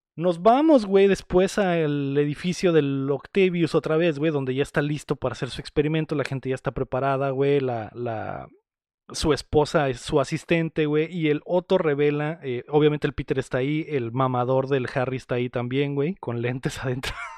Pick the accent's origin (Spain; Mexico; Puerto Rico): Mexico; somos mexicanos